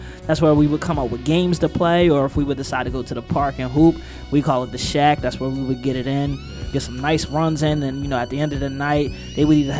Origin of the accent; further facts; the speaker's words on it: Chester, Pennsylvania, United States; So when I was growing up in Chester